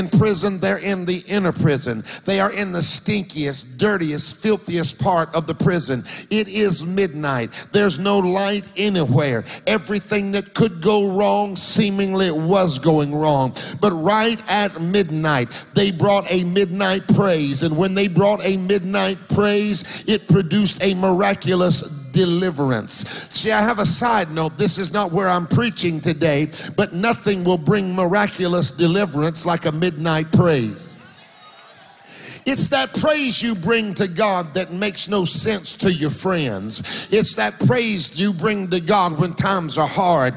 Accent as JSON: {"language": "English", "region": "Florida", "country": "United States", "tie": "born or raised there", "said": "I grew up in Florida. I lived in parsonages most of my life"}